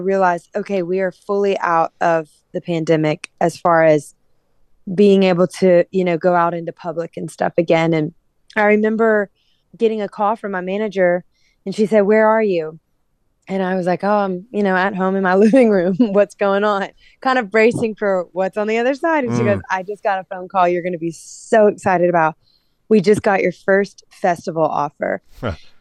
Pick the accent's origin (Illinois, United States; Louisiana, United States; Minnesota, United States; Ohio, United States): Louisiana, United States; I'm from Louisiana